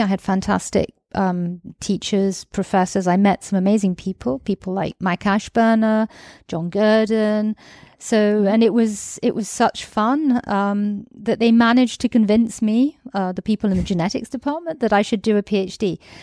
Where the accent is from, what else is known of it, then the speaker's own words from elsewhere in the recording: United Kingdom; also born or lived in Greece; now in France; I'm British, I'm actually half Greek